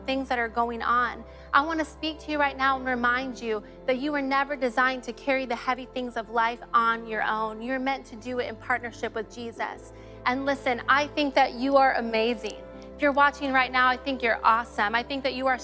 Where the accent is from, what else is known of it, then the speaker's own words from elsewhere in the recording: Ohio, United States; moved away; also born or lived in Illinois; I grew up in the great state of Ohio.